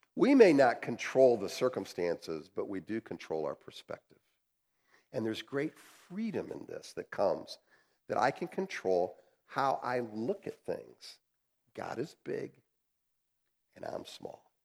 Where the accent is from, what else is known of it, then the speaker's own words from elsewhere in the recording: United States; as American capitalists